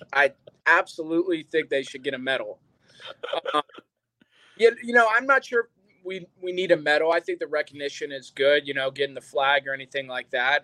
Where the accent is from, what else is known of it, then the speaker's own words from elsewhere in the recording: West Coast, United States; we're both from the West Coast